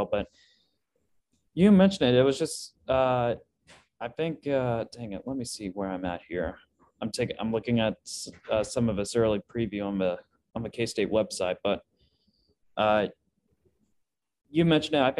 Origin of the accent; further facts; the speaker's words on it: Lawrence, Kansas, United States; Actually, ironically, I was born in Lawrence.